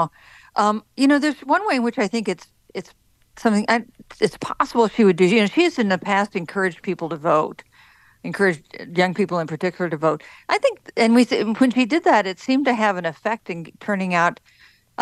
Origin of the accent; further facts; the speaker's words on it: Wichita, Kansas, United States; moved away; I was born and raised in Wichita